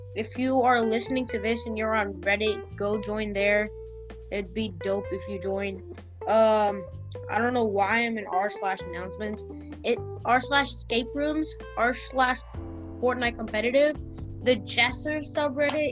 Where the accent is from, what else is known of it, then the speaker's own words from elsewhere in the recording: Memphis, Tennessee, United States; Memphis is my hometown